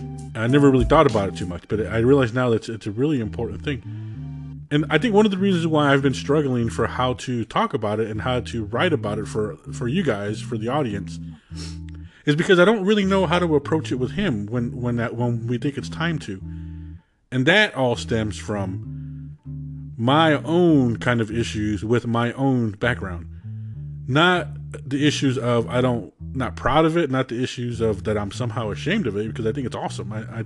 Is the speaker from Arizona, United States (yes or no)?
yes; Arizona, United States; born or raised there; also born or lived in Georgia